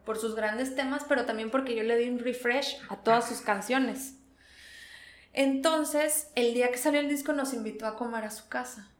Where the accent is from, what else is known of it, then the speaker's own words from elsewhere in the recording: Veracruz, Mexico; also born or lived in Charleroi, Belgium; yo soy de Veracruz